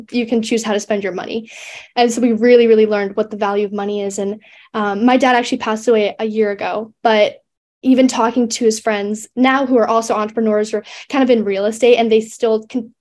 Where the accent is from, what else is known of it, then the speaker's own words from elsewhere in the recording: near Santa Barbara and LA, California, United States; growing up near Santa Barbara